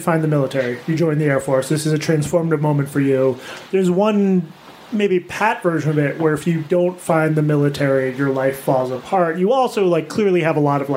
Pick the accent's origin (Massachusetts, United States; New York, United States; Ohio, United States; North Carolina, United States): Massachusetts, United States; growing up in Massachusetts